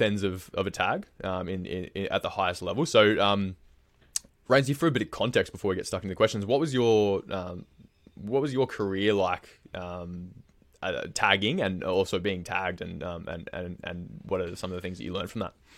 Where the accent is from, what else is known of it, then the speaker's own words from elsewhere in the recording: Queensland, Australia; now in Melbourne, Australia; growing up in Queensland myself